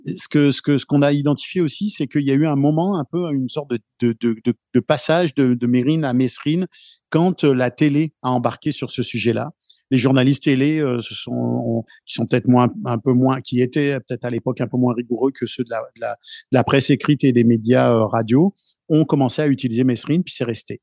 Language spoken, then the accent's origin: French; France; moved away; je viens de France aussi